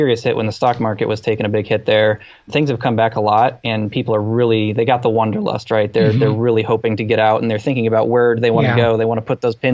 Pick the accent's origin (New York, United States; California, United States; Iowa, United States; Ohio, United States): Ohio, United States; Findlay; moved away as an adult; now in Columbus, United States; I'm from Findlay, Ohio, the northwest part of Ohio. I came down to Columbus in 2005